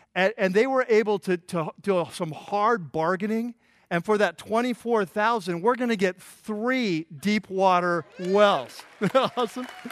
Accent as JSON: {"language": "English", "country": "United States", "said": "as American Christians"}